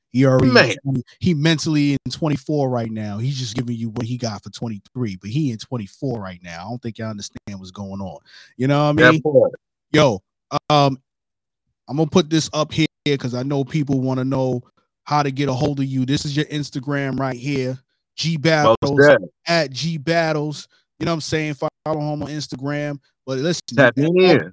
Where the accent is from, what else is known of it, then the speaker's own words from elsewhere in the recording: New York City, New York, United States; I'm from Brooklyn, New York. You know, that's where I was born and raised